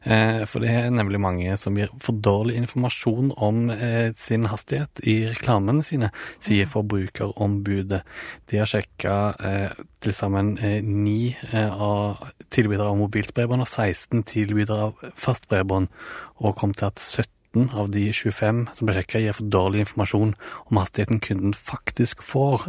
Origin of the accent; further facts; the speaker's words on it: Ålgård, Rogaland, Norway; now in Oslo, Norway; jeg søkte hjem til Ålgård, der jeg er fra, da, fra Oslo.